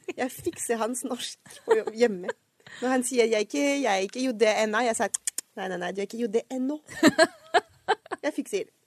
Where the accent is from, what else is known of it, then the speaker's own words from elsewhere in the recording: Paris, Île-de-France, France; accent: French; Norwegian is a second language; moved away as an adult; now in Oslo, Norway; Jeg er jo født og vokst opp i Paris, og flytta til Norge da jeg var sju-seks altså seks år siden